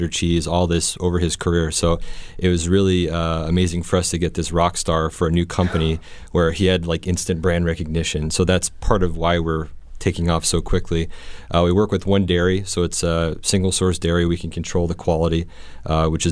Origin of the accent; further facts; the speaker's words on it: Seattle, Washington, United States; now in Bandon, United States; I'm originally from Seattle